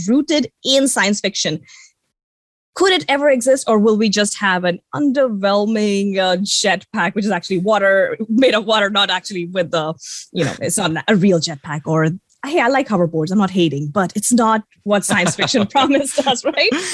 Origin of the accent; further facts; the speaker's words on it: India; the fact that I grew up in India